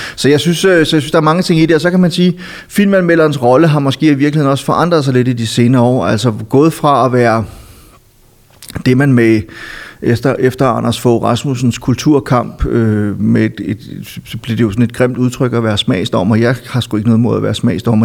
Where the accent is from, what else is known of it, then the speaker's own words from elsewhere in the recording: Silkeborg, Central Denmark Region, Denmark; moved away as an adult; also born or lived in Copenhagen; min hjemby Silkeborg